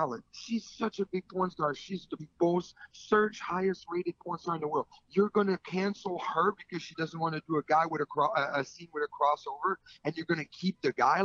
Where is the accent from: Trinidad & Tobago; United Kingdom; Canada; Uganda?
Canada; I'm French Canadian